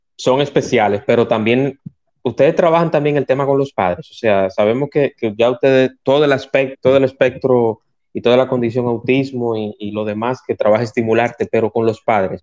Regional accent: Santo Domingo, Distrito Nacional, Dominican Republic; now in Punta Cana, Dominican Republic; yo nací en Santo Domingo, yo vivo en Punta Cana

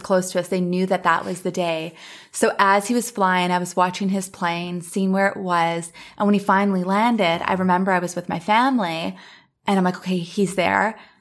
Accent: Thunder Bay, Ontario, Canada; now in Los Angeles, United States; I left Los Angeles, went back to my hometown, Thunder Bay

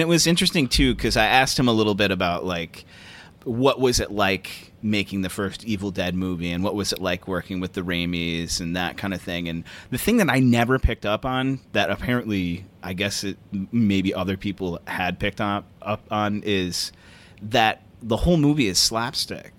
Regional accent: Michigan, United States; my home state is Michigan

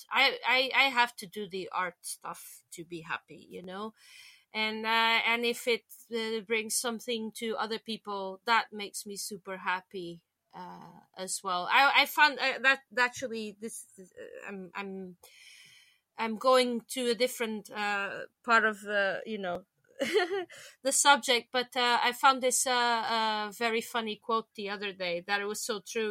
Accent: Lisbon, Portugal; now in London, United Kingdom; back in my hometown in in, in Lisbon

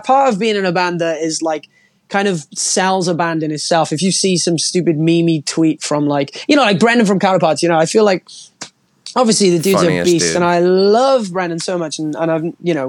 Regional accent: United Kingdom; being a British band

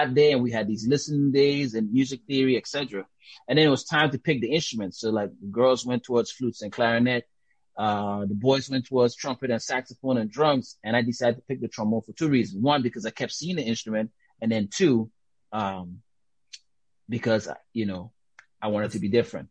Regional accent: U.S. Virgin Islands; accent: Caribbean; also born or lived in Dominica; now in United States; Grew up in St. Thomas

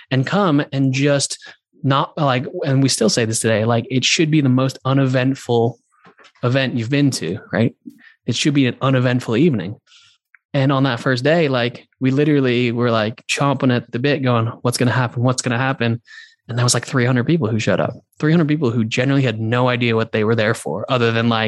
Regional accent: London, United Kingdom; But I was also like from London. So I was like on the other side of the world.

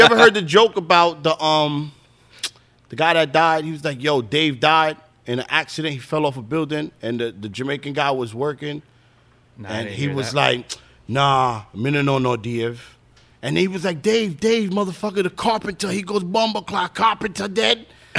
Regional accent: St. Vincent & Grenadines; And Nick and everybody over there was all West Indians. I'm from St. Vincent. Nick was from Barbados.

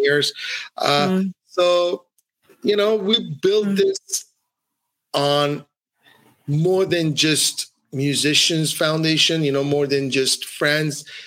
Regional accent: Ottawa, Ontario, Canada; moved away as an adult; also born or lived in Iran; now in Montreal, Canada; I grew up in Ottawa, Canada. I moved to Montreal, Canada, where I am today.

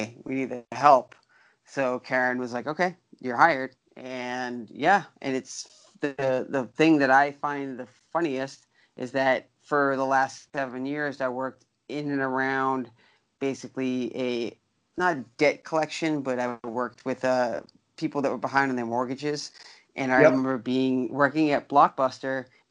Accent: Lynn, Massachusetts, United States; also born or lived in Peabody, Massachusetts; Lynn, Mass, born and raised

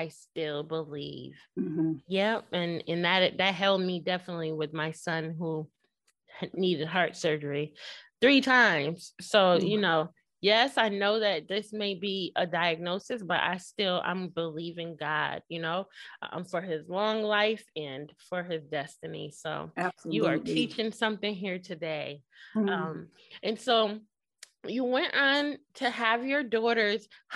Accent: Connecticut, United States; moved away as an adult; now in Houston, United States; We're from Connecticut

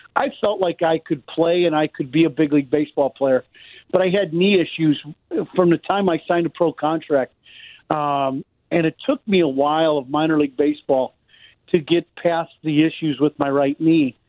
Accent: Chicago, Illinois, United States; growing up in Chicago, uh, my dad was a big sports fan

